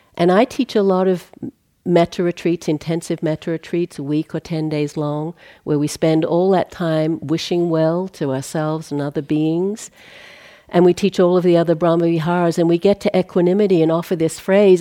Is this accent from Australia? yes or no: yes; Australia; moved away; I come from Australia.